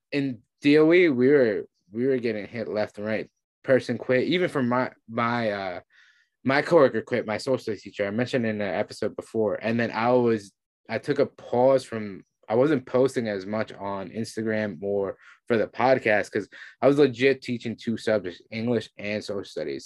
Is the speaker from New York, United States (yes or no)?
yes; New York City, New York, United States; we're all from New York City